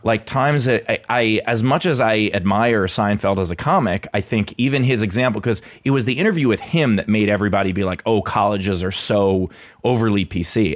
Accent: New York City, New York, United States; moved away as an adult; also born or lived in Los Angeles; now in Pittsburgh, United States; born and raised in, uh, in Queens

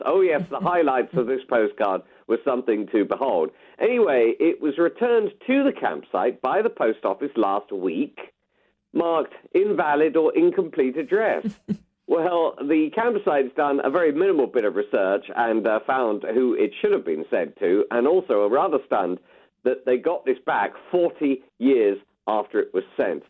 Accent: United Kingdom; we are British

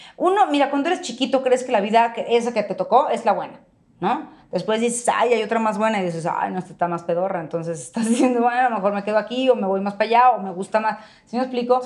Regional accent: Mexico

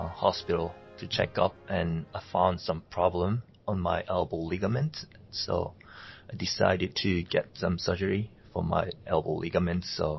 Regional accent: Seoul, South Korea; English is a second language; moved away as an adult; now in Queensland, Australia; I'm from South Korea, in the capital, Seoul. It's really a huge city, really big.

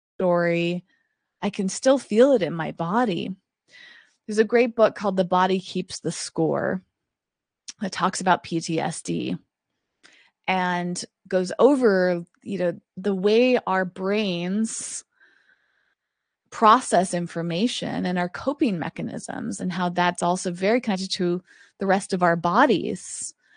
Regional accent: East Coast, United States; now in Los Angeles, United States; I grew up on the East Coast

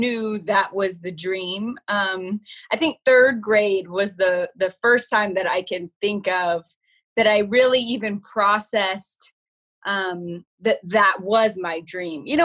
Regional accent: Phoenix, Arizona, United States; I grew up in Phoenix in the heyday of the Suns

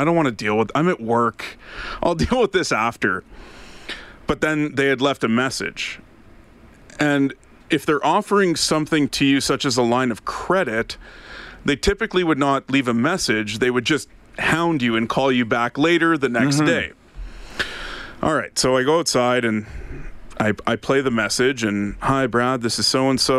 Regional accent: Ottawa, Ontario, Canada; moved away as an adult; now in Alberta, Canada; Ottawa, which happens to be my hometown

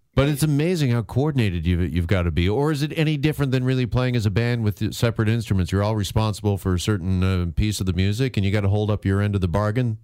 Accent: Burlington, Ontario, Canada; Burlington, Ontario, my hometown

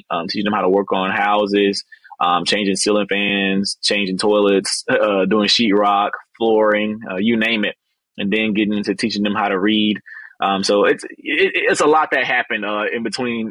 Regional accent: Albany, Georgia, United States; born and raised in Albany, graduated from Westover High School here in Albany when I was 17

